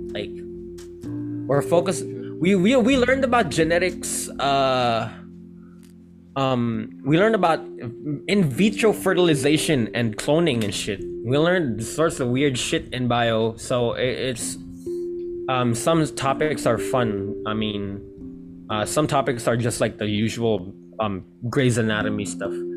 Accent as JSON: {"language": "English", "region": "Tokyo", "country": "Japan", "tie": "born or raised there", "moved": "yes", "lives_now": "Philippines", "said": "I grew up in Tokyo"}